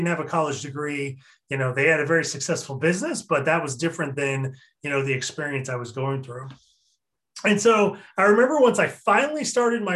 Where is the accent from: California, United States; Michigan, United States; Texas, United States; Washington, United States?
Washington, United States; Eastern; moved away as an adult; now in Seattle, United States; I was originally from Eastern Washington